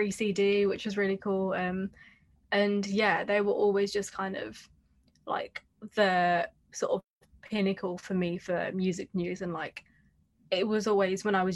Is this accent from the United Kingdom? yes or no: yes; Hounslow, London, United Kingdom; I grew up in Hounslow East, literally by the train station